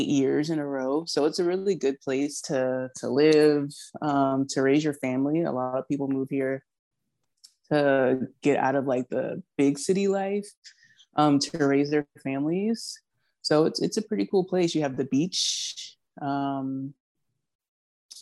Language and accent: English; Charleston, South Carolina, United States; also born or lived in Dallas, Texas; I'm originally from Charleston, born and raised here